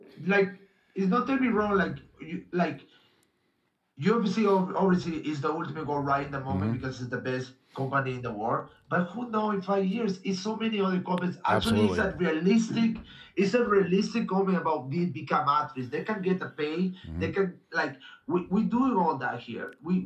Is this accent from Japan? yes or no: yes; Japan; English is a second language; Like, I tried, I come from Japan and I was doing jiu-jitsu.